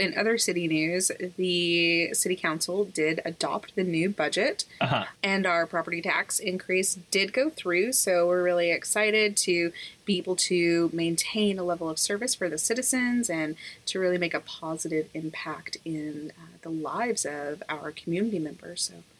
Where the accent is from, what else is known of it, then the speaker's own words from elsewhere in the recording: Texas, United States; But we're all about people coming in and seeing the joy that is being a Texan